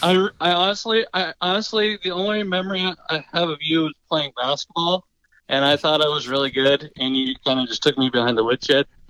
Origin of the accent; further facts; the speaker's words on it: South Carolina, United States; I'm, I'm from South Carolina.